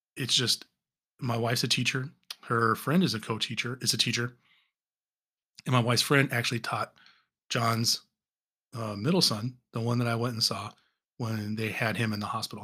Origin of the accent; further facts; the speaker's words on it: Southern California, United States; moved away; I'm originally from Southern California